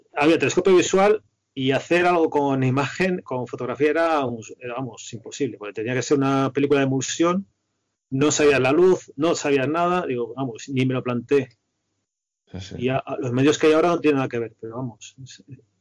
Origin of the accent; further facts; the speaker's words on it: a village in Toledo, Castilla-La Mancha, Spain; moved away as an adult; also born or lived in Madrid; me había criado, en un pueblo de Toledo